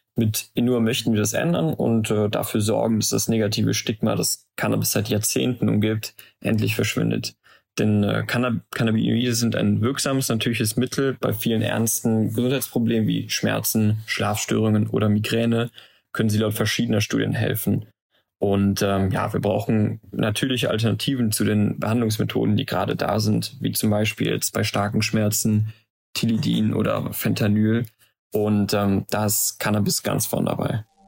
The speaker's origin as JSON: {"language": "German", "town": "Aachen", "region": "North Rhine-Westphalia", "country": "Germany", "tie": "born or raised there", "also_born_or_lived": "Maastricht", "said": "unserer Heimatstadt Aachen"}